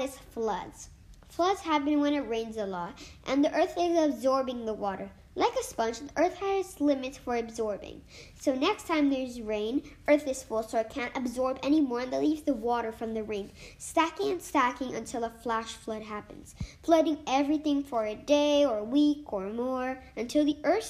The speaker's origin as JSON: {"language": "English", "region": "Rio de Janeiro", "country": "Brazil", "tie": "born or raised there", "moved": "yes", "said": "my hometown, Rio de Janeiro"}